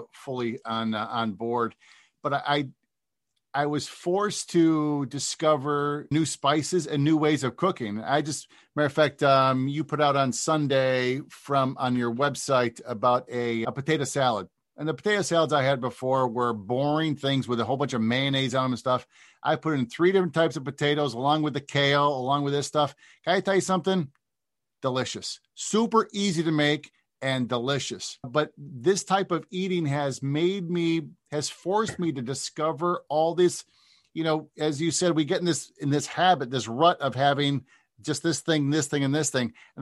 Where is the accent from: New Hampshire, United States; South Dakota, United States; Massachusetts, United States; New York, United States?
New York, United States; Cortland; I'm from Cortland, so I'm a white guy from upstate New York